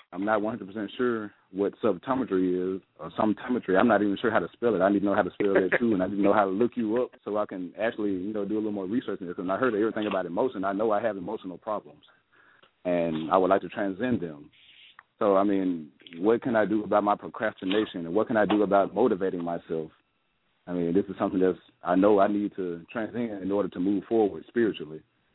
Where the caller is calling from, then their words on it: Northport, Alabama, United States; I'm calling from Northport, Alabama.